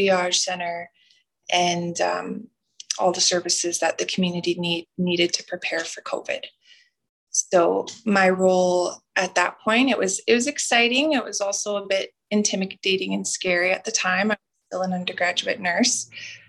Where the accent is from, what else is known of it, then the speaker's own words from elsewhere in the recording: Muscowpetung First Nation, near Regina, Saskatchewan, Canada; also born or lived in Alberta; now in Wabasca-Desmarais, Canada; I'm from Muskaugan First Nation, and that is in kind of by Regina, Saskatchewan